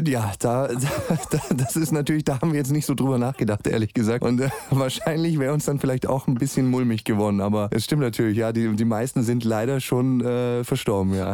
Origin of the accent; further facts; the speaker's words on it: Stuttgart, Baden-Württemberg, Germany; in meiner Heimat in Stuttgart